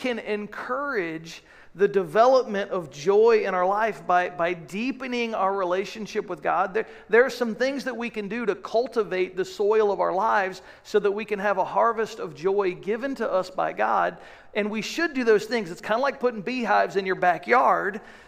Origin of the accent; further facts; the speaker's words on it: United States; So as an American people